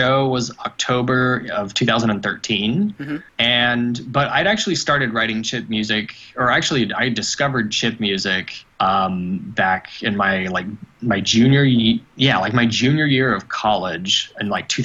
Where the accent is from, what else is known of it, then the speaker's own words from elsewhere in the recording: Oklahoma City, Oklahoma, United States; I am from Oklahoma City, Oklahoma, one state north of Texas